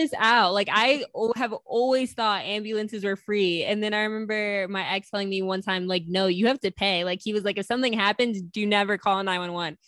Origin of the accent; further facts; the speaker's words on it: New York, United States; I'm from New York